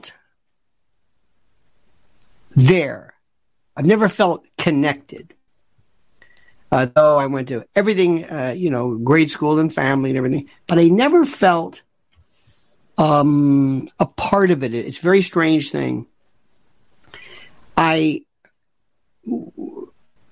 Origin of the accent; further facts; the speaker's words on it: Tampa, Florida, United States; now in New York, United States; I am now a 65-year-old native New Yorker born elsewhere. I was born in Florida, in Tampa, Ybor City, Hillsborough County